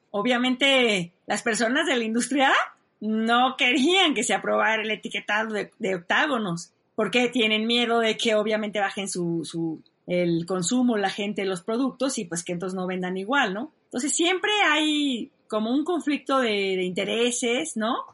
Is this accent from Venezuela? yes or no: no; Mexico; yo soy muy buena mexicana